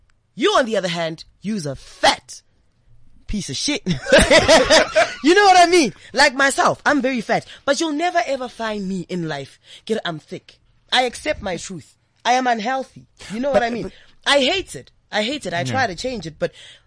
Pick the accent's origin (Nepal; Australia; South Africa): South Africa; Pretoria, Gauteng; I'm just from Pretoria